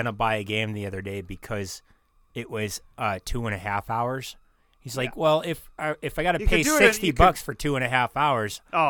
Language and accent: English; United States; as an American